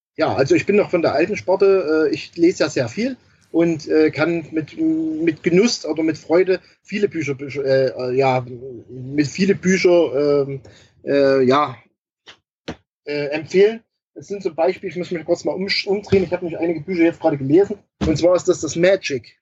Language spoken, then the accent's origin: German; Germany; bei uns in Deutschland